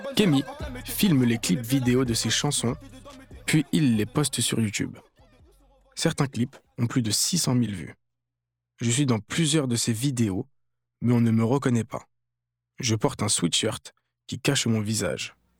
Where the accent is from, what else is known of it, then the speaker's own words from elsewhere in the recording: Malakoff, Île-de-France, France; On se connaît tous depuis qu'on est enfants. On vient tous de Malakoff.